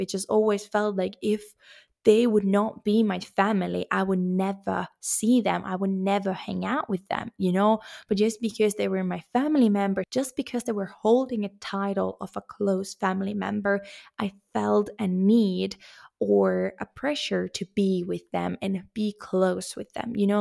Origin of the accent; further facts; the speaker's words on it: Finland; moved away as an adult; also born or lived in Sweden; now in Spain; even though I have a Finnish passport, even though that's my home country